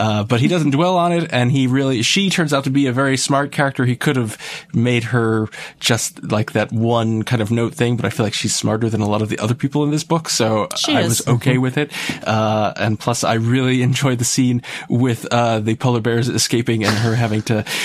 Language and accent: English; Yonkers, New York, United States; moved away; I am originally from New York